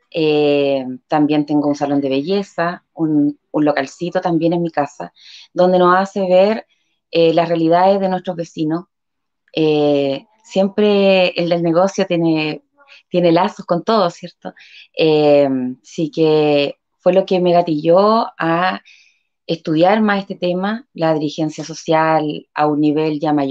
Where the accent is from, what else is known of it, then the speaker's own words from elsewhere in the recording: Concepción, Biobío, Chile; also born or lived in Talcahuano; soy nacida acá en Concepción, viví muchos años en Talcahuano.